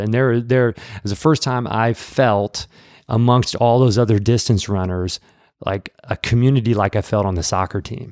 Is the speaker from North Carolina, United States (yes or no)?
no; Peoria, Illinois, United States; moved away as an adult; also born or lived in Atlanta, Georgia; now in Nashville, United States; I'm from the Midwest. from central Illinois, Peoria, Illinois